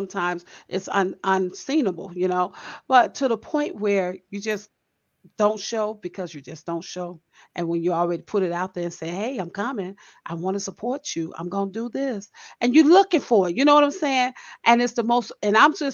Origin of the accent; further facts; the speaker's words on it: Chicago, Illinois, United States; that's what I grew up on in Chicago. We supported one another